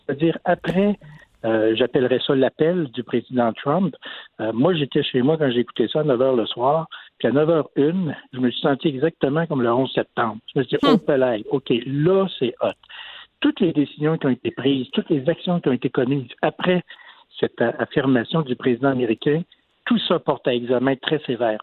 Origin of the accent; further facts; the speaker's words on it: Canada; on est tous des Canadiens